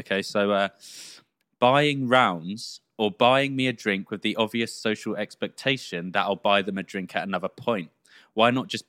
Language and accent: English; England, United Kingdom; Think as English people, we say like, sorry, way too much.